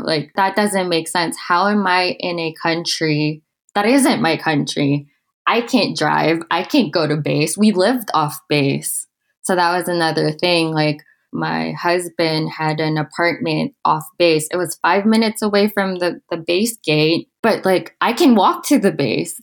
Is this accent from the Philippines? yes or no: yes; Manila, Metro Manila, Philippines; moved away as an adult; also born or lived in Okinawa, Japan; now in Utah, United States; I am from the Philippines in a city called Manila